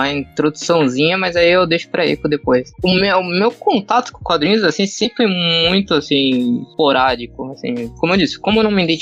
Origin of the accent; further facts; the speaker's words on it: Santos, São Paulo, Brazil; vou fazer um curso 3D em São Paulo, tal, que eu sou de Santos.